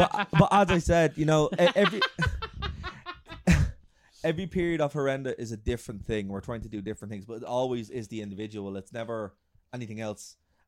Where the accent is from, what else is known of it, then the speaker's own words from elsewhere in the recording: Ireland; because we're Irish. We're very proud of being Irish